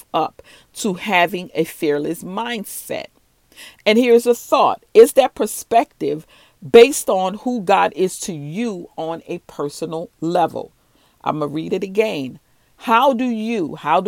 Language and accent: English; New Orleans, Louisiana, United States; I'm from the South. I'm from New Orleans, Louisiana.